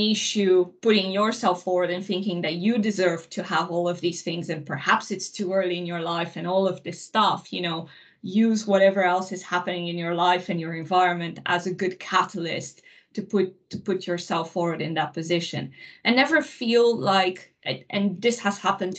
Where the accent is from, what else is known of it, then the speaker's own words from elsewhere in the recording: Transylvania, Romania; moved away; I grew up in Romania, in Transylvania.